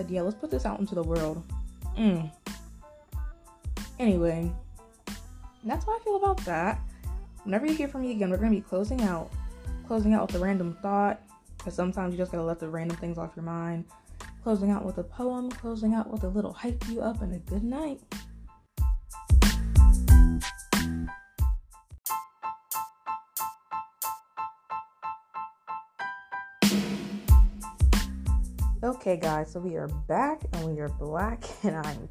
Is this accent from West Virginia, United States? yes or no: yes; West Virginia, United States; moved away; I was from West Virginia, so I've been going to PWIs all my life